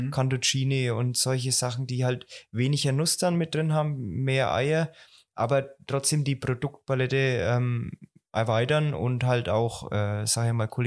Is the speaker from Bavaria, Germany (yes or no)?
yes; Bavaria, Germany; nee, ich bin ein Franke, also ja. ich brauche mal Schäuferler und mich zieht's heim